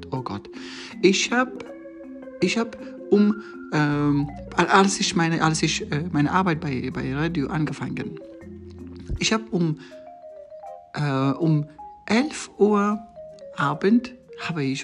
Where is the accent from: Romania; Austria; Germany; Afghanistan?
Afghanistan; German is a second language; zuerst ich muss sagen, äh, ich komme ur ursprünglich aus Afghanistan. Ähm, ich habe äh, in Afghanistan als äh, Journalist äh, ähm, in verschiedenen Medien gearbeitet.